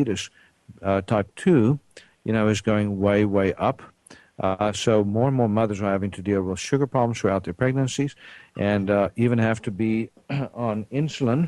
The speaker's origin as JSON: {"language": "English", "country": "South Africa", "tie": "born or raised there", "moved": "yes", "said": "I grew up in South Africa"}